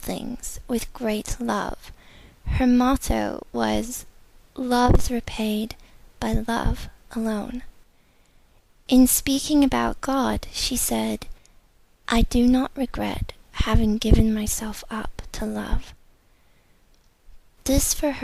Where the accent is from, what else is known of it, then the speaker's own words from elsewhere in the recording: United States; I'm from America